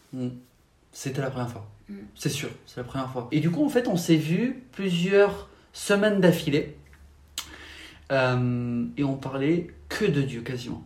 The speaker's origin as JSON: {"language": "French", "area": "Paris region", "region": "Île-de-France", "country": "France", "tie": "born or raised there", "moved": "yes", "said": "J'ai grandi en France, en région parisienne, au tout début."}